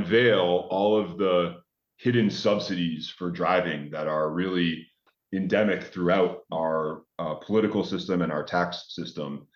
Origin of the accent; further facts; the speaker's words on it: Boston area, Massachusetts, United States; I grew up with the MBTA's Green Line going through my backyard